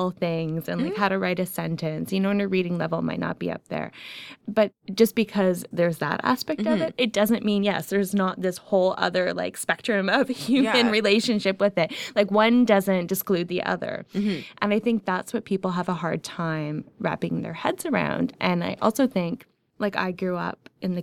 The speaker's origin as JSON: {"language": "English", "town": "Ajax", "region": "Ontario", "country": "Canada", "tie": "born or raised there", "said": "I grew up in Ajax"}